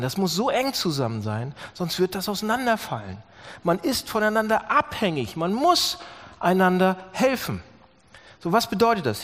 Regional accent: Germany

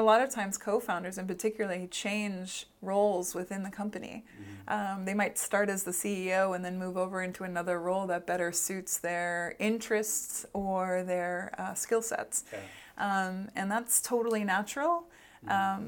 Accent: Boston, Massachusetts, United States; also born or lived in Los Angeles; now in Iceland; I grew up in Boston

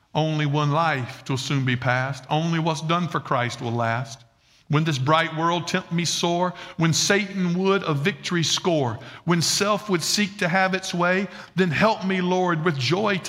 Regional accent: Red Bank, South Carolina, United States; I'm from Red Bank, South Carolina

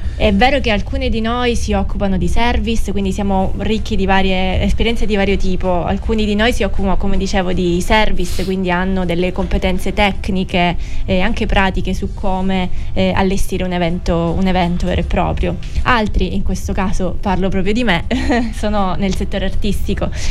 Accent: Sicily, Italy; moved away as an adult; also born or lived in Milan / Rome / Berlin / Brussels; sono stata tanti anni fuori, mh, mm, per l'esattezza dieci anni, fuori dalla Sicilia

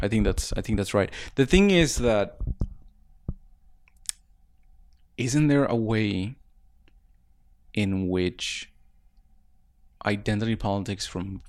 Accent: Ciudad Juárez, Chihuahua, Mexico; also born or lived in El Paso, United States; Yeah, yeah. I grew up in Juárez and El Paso. I think ever since I was like from like 5

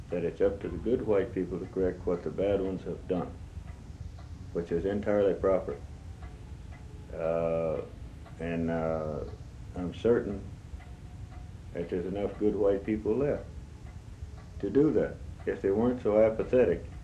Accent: United States; that is, I'm an Indian.

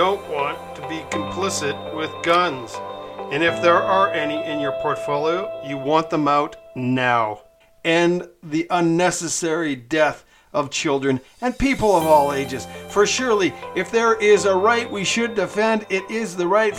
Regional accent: Canada; now in Mexico; I'm a Canadian living in Mexico

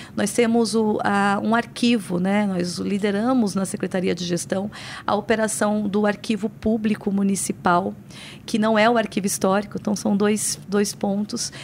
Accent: São Paulo, Brazil; also born or lived in Paraíba; Eu nasci no Nordeste, no estado da Paraíba, mas eu vim muito pequena para a cidade de São Paulo

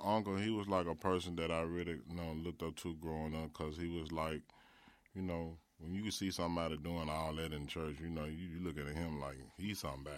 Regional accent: Memphis, Tennessee, United States; I was growing up in Orange Mound

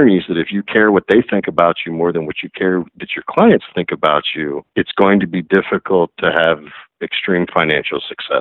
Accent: Arkansas, United States; I grew up in Arkansas

